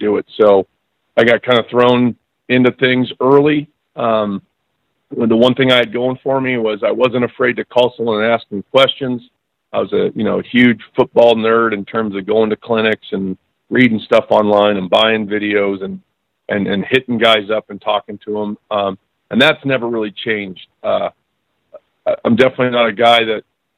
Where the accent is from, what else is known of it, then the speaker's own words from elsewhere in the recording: San Diego, California, United States; moved away as an adult; also born or lived in Nebraska / Iowa; I'm originally from San Diego